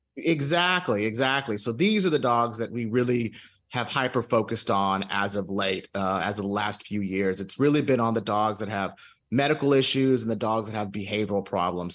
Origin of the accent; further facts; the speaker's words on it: Houston, Texas, United States; moved away as an adult; now in Dallas, United States; I'm originally from Houston, okay, and uh, I moved to uh, to Dallas for work